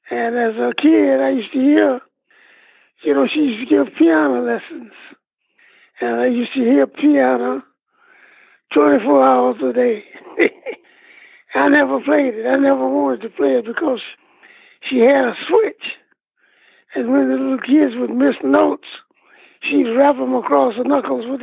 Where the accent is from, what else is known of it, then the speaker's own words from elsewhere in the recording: Badin, North Carolina, United States; was a happy go lucky kid. My mother was a school teacher, and my father was a minister of a couple of churches, you know.